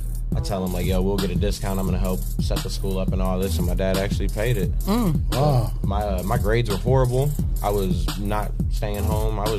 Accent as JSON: {"language": "English", "town": "Toledo", "region": "Ohio", "country": "United States", "tie": "born or raised there", "said": "Born and raised in Toledo"}